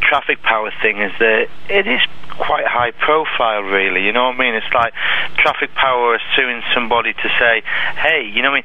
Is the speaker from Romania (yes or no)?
no; England, United Kingdom; I'm English